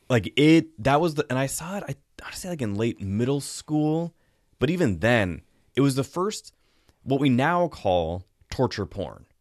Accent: the Northwest, Pacific Northwest, United States; I grew up in the Northwest, I grew up swimming in lakes

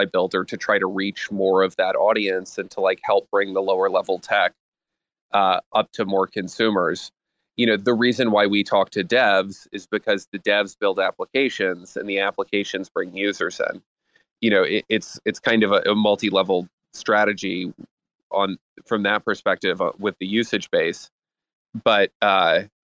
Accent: United States; I'm an American

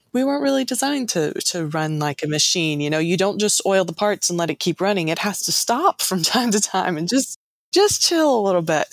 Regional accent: the South, United States; I was born and raised in the South

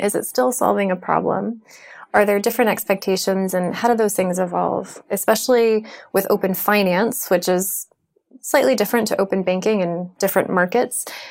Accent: United States; I'm American

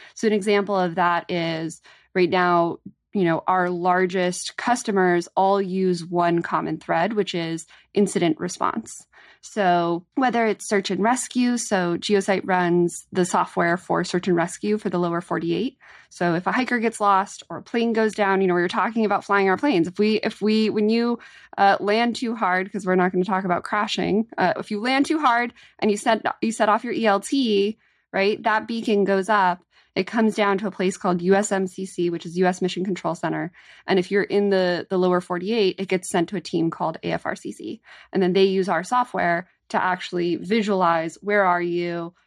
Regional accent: California, United States; as a Californian

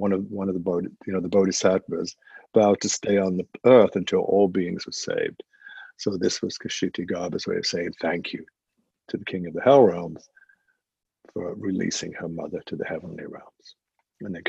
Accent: England, United Kingdom; as an Englishman, not growing up in the United States

